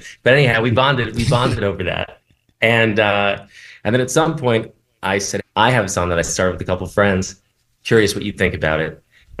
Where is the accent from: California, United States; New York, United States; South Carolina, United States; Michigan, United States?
New York, United States; New York City; I'm a New Yorker.